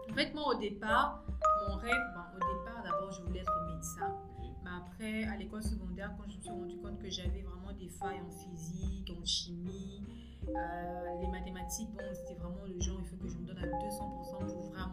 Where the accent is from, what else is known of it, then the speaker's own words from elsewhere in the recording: Kinshasa, DR Congo; also born or lived in Brazzaville, Republic of the Congo; je suis revenue à Kinshasa parce que j'ai mon bac à Brazzaville. Je suis revenue à Kinshasa. Mais je suis congolaise